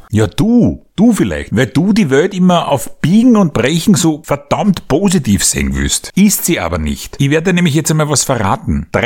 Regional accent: Austria; In so einem katholischen Land, wie es da bei uns in Österreich ist, da muss doch so einer wie der Kreisky fix, fix, sage ich da, in Himmel aufsteigen nach seinem Tod.

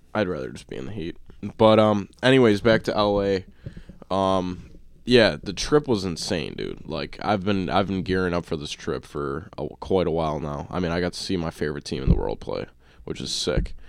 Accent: Buffalo, New York, United States; we're from Buffalo.

